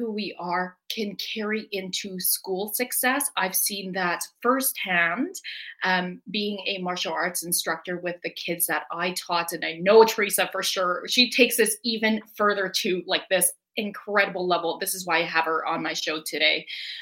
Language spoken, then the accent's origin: English; Edmonton, Alberta, Canada; in Edmonton, where she lives and where my hometown is.